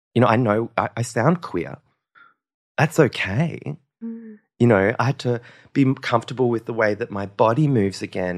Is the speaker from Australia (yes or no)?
yes; Western Australia, Australia; born or raised there; also born or lived in Norseman / Kalgoorlie / Esperance / Derby